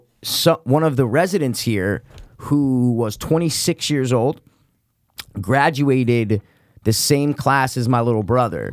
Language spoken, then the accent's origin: English; Stamford, Connecticut, United States; we're from Stamford, CT. If you guys don't know, wherever you're listening, you might have heard we live in Stamford, Connecticut.